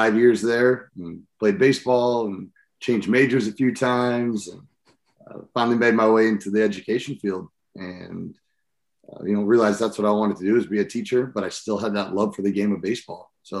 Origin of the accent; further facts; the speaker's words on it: Seattle, Washington, United States; born there; So I was born in Seattle, Washington, and then was all over the country.